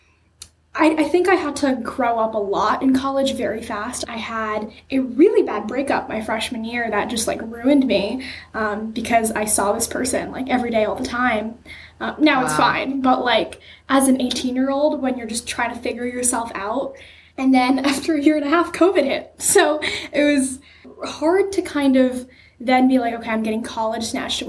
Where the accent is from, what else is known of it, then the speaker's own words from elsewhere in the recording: Bay Area, California, United States; I was born in Bay Area, California. I've lived there my entire life